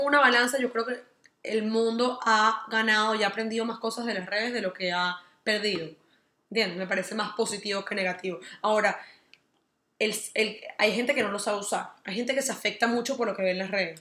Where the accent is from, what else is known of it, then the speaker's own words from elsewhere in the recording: Venezuela; nosotros que somos venezolanos, venimos de una comunidad súper machista